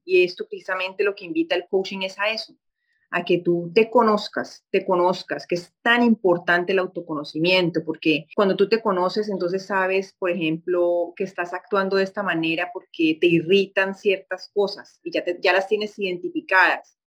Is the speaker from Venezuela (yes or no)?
no; Colombia; moved away as an adult; now in Rio de Janeiro, Brazil; ejercer periodismo en mi país, que soy colombiana